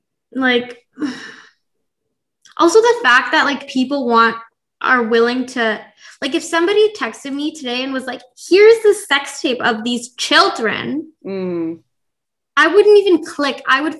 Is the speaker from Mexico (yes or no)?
no; Toronto suburb, Ontario, Canada; I grew up in a Toronto suburb